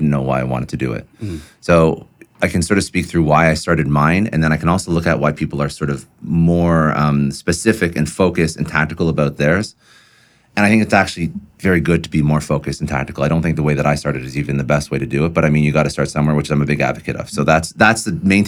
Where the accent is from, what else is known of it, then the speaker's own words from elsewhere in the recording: Toronto, Ontario, Canada; moved away as an adult; now in Miami, United States; I'm from Toronto. That's half the reason why we escaped Toronto